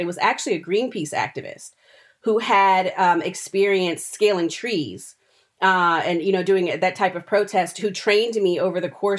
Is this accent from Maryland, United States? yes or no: yes; Maryland, United States; also born or lived in North Carolina; I told you I was born in North Carolina and grew up in Maryland, my family is from South Carolina.